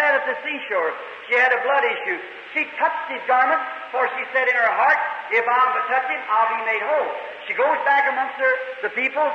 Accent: United States; I'm an American. I love my country

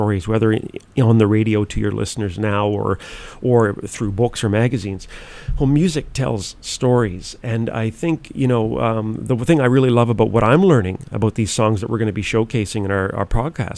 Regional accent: Nova Scotia, Canada; moved away as an adult; now in Winnipeg, Canada; I'm originally from Nova Scotia, but like every young Nova Scotian, we all dream of marrying a Winnipeg girl someday. So that's how I ended up in Winnipeg

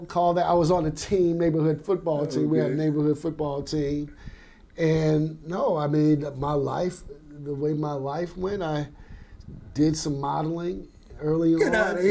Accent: Baker, Louisiana, United States; also born or lived in Augusta, Georgia; I grew up in Baker, Louisiana

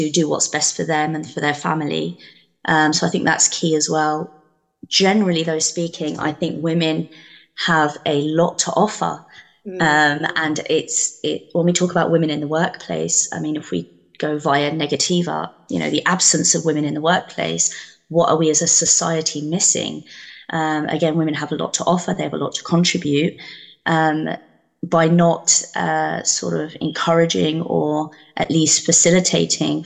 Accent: Luton, East of England, United Kingdom; Born and brought up in Luton, lived in Luton all my life.

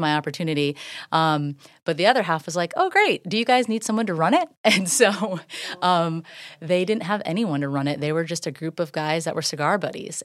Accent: Safety Harbor, Florida, United States; also born or lived in Largo, Florida / Dunedin, Florida; I grew up right downtown, very local

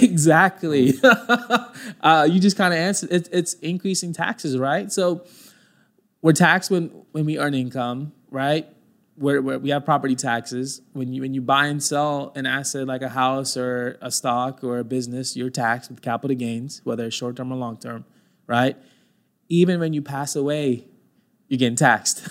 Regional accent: Mesquite, Texas, United States; I grew up in Mesquite, uh, went to school at Mesquite Poteet

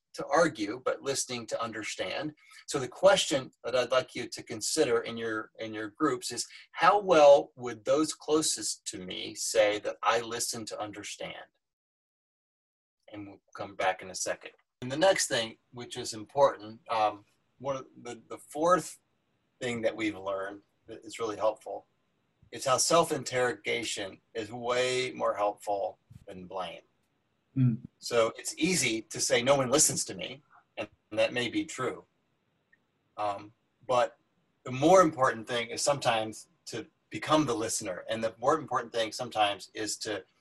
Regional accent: Arkansas, United States; I grew up in Arkansas

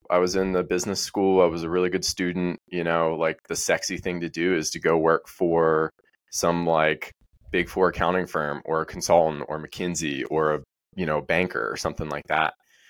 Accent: Ellicott City, Maryland, United States; I grew up in Maryland, a place called Ellicott City. Had a small farm.

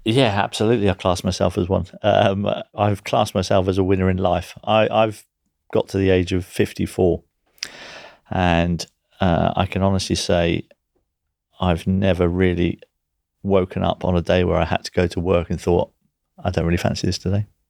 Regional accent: Guernsey; as a young kid growing up in Guernsey

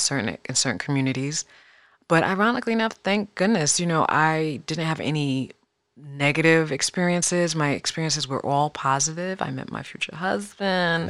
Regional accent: Fairfax, Virginia, United States; also born or lived in Queens, New York; I was born in New York, but I was, I was raised primarily in Fairfax, Virginia, which is the northern Virginia, right outside of D C

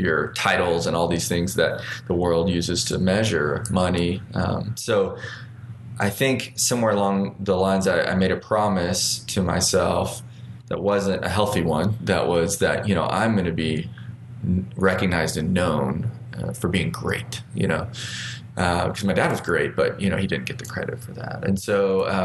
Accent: Arkansas, United States; I born and raised in Arkansas, and what seems kind of like a pretty ordinary but difficult childhood, and just with growing up in small town Arkansas.

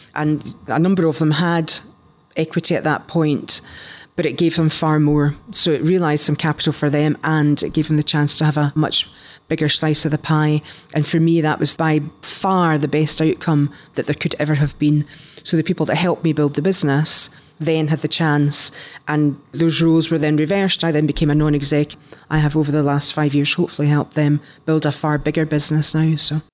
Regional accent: Scotland, United Kingdom; accent: Scottish; moved away as an adult; also born or lived in London / United States

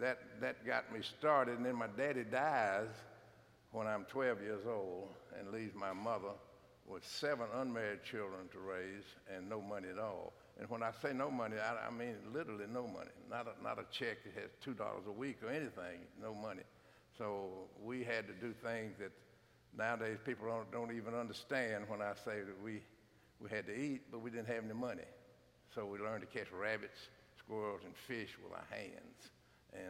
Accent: Franklin, United States; born and raised in Franklin, just like me

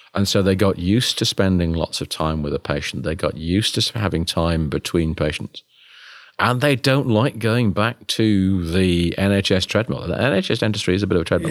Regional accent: United Kingdom; me being British

